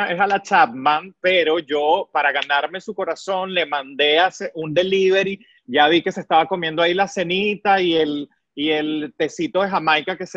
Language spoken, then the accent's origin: Spanish; Maracay, Aragua, Venezuela; moved away as an adult; now in United States; yo orgullosamente maracayero, donde quiera que yo llegue, digo que soy de Venezuela, que soy del estado Aragua